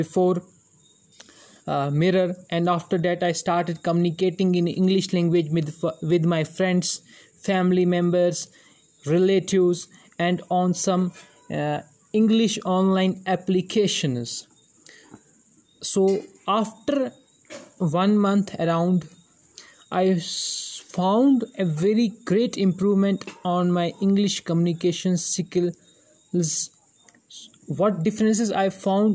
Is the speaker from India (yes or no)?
yes; India; English is a second language; from India